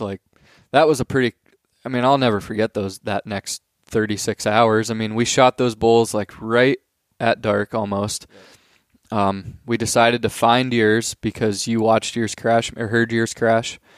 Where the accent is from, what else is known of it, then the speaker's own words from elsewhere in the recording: Pennsylvania, United States; we're from Pennsylvania